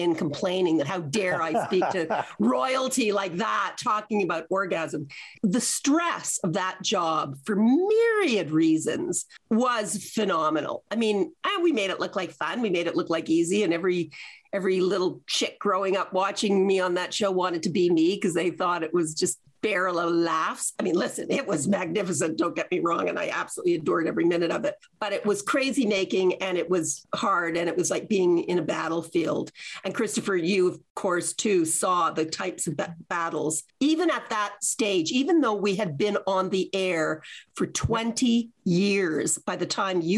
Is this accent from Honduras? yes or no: no; Canada; I was from Canada.